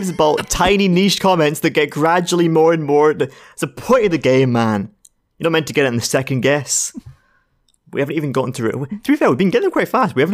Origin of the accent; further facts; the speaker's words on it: Scotland, United Kingdom; We're Scottish.